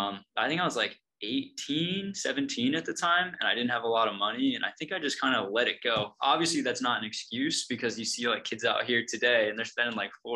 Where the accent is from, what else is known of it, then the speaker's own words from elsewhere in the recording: East Coast, United States; also born or lived in Oregon; Now that I'm back on the East Coast, I'm actually from the East Coast